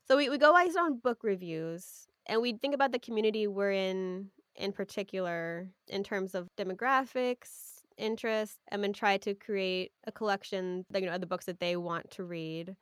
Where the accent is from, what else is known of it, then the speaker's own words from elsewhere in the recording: Sausalito, California, United States; I grew up in Sausalito, which is a small town, couple of towns over from where I work now in Mill Valley